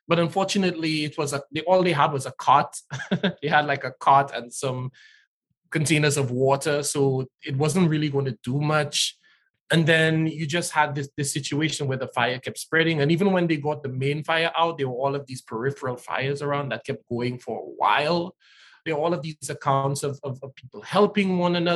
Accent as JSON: {"language": "English", "country": "St. Lucia", "tie": "born or raised there", "moved": "as an adult", "said": "born and raised in St. Lucia, although the last few years I barely get home anymore"}